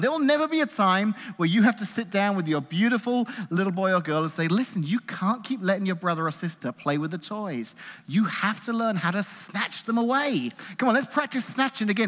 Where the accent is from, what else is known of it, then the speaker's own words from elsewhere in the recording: England, United Kingdom; moved away; growing up in England in the nineteen eighties